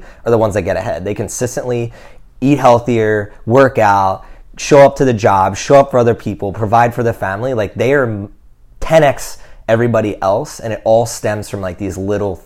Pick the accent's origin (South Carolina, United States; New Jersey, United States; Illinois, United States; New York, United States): New Jersey, United States; now in Austin, United States; We grew up in New Jersey